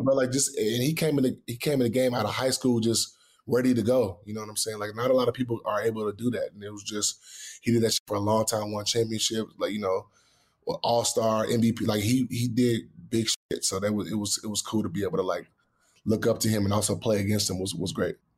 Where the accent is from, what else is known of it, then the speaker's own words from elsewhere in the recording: Houston, Texas, United States; growing up in Houston